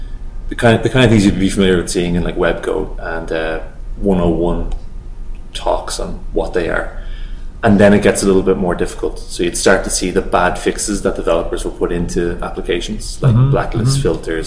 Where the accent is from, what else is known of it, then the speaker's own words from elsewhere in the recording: Dublin, Leinster, Ireland; We're both from Dublin, back in Ireland.